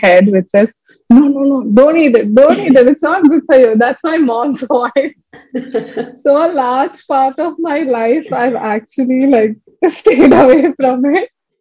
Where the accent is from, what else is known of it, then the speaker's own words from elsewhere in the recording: Chennai, Tamil Nadu, India; moved away as an adult; also born or lived in Palakkad / Delhi / Trivandrum / Bangalore; now in Coimbatore, India; we came to Chennai. I think like that was like 15 to 16 years in Chennai. Schooling was completely there.